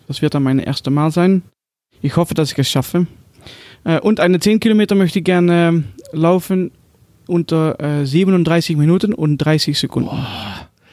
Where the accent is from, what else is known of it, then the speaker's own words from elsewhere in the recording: Netherlands; German is a second language; Ich bin Holländer. Ah! Ich, ich wohne in der Nähe von Venlo